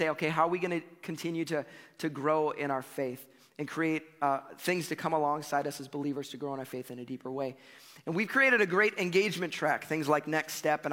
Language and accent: English; United States; as American Christians